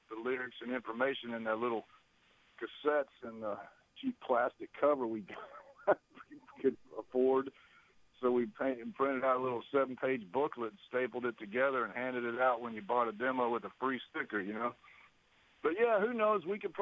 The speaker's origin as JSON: {"language": "English", "town": "Dallas-Fort Worth", "region": "Texas", "country": "United States", "said": "from Texas, Dallas-Fort Worth, Texas"}